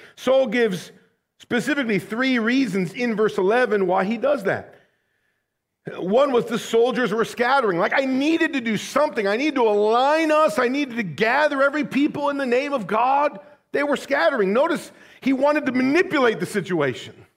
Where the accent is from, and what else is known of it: United States